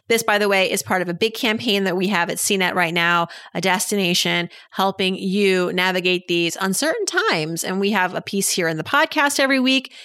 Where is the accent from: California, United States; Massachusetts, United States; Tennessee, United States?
Massachusetts, United States; moved away; I'm from Massachusetts